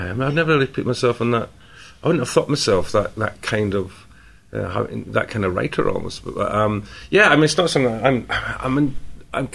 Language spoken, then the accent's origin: English; Scotland, United Kingdom; I'm Scottish